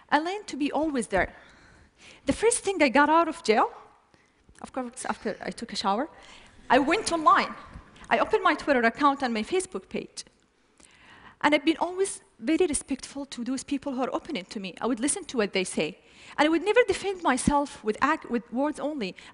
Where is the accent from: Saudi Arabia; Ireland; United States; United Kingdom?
Saudi Arabia; But in my home country, it was totally different picture.